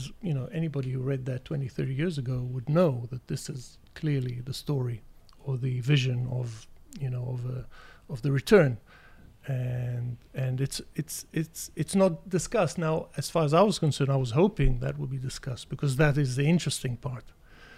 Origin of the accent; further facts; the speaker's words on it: Israel; an Israeli